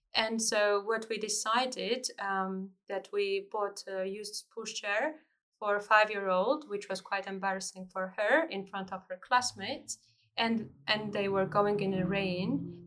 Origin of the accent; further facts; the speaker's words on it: Georgia; now in United Kingdom; I am a refugee from Georgia